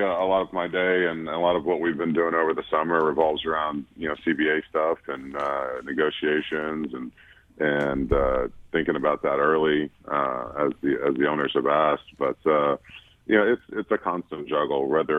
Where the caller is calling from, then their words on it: Washington, District of Columbia, United States; I'm down in D.C.